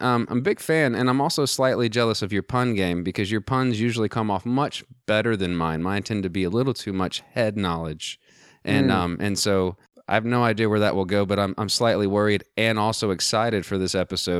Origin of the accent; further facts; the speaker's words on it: Texas, United States; born there; moved away as an adult; now in Virginia, United States; I mean, I was born in Texas, and so.